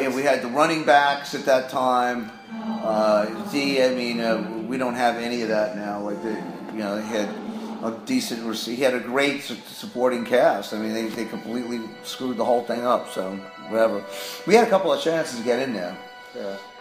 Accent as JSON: {"language": "English", "town": "New York City", "region": "New York", "country": "United States", "tie": "born or raised there", "moved": "yes", "lives_now": "Los Angeles, United States", "said": "I grew up in Queens"}